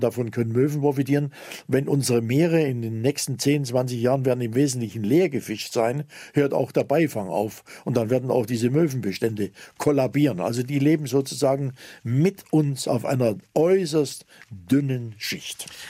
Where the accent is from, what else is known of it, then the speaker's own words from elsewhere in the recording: Zittau, Saxony, Germany; now in Lake Constance, Germany; in meiner Heimatstadt Zittau